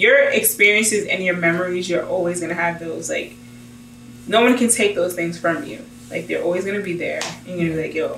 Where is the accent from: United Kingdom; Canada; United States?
United States; I'm an American.